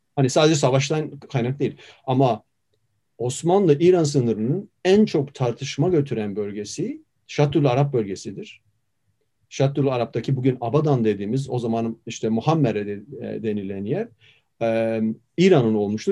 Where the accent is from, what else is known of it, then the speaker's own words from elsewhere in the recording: Turkey; ben de bir Türkiye'li olarak, bir Kürt olarak